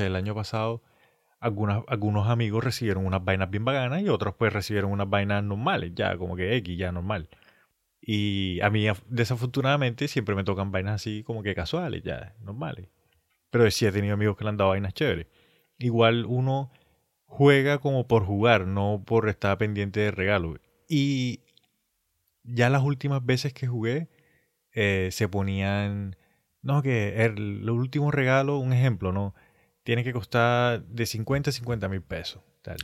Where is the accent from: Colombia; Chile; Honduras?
Colombia; nosotros somos colombianos